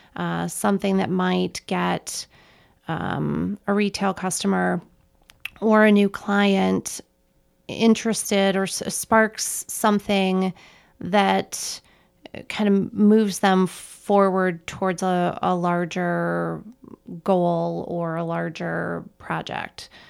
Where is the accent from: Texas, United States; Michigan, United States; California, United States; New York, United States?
Michigan, United States; Petoskey; moved away as an adult; also born or lived in Colorado; now in Chicago, United States; I am originally from northern Michigan, a small town called Petoskey that it's on, uh, sits on Little Traverse Bay